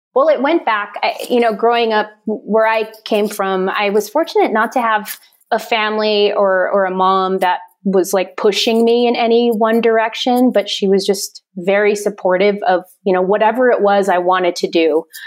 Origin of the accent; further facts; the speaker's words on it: Fort Berthold Reservation, Western North Dakota, United States; moved away as an adult; also born or lived in Stanford, California; now in Albuquerque, United States; I grew up in Western North Dakota on the Fort Berthold Reservation.